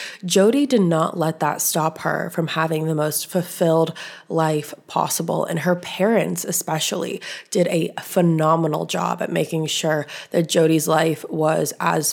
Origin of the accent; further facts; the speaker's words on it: Southern California, United States; I am from Southern California